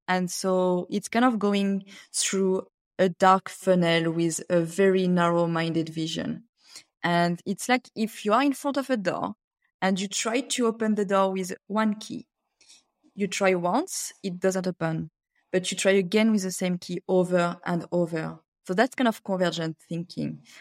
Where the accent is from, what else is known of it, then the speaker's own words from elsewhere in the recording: France; English is a second language; moved away as an adult; also born or lived in Cameroon / China; now in Australia; I grew up in France